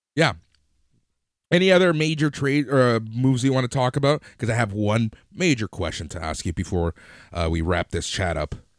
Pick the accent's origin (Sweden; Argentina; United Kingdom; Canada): Canada; Toronto, Ontario; we're from Toronto